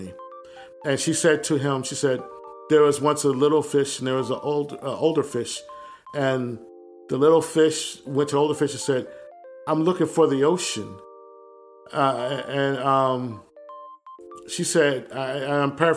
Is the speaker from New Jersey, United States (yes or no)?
yes; Willingboro, New Jersey, United States; moved away as an adult; also born or lived in East Orange, New Jersey / Delaware; My family's from East Orange in North New Jersey. But I was raised mostly in Willingboro, New Jersey